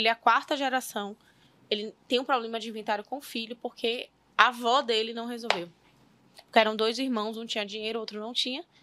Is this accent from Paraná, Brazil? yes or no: no; Bahia, Brazil; Eu sou baiana, né? Original de fábrica.